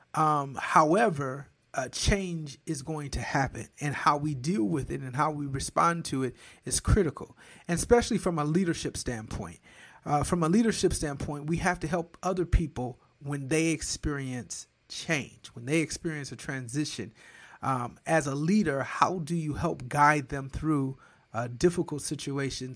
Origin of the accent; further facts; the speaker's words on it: Flint, Michigan, United States; moved away as an adult; also born or lived in Lansing, Michigan / Detroit, Michigan; now in Georgia, United States; born and raised in Flint, all of those things in Michigan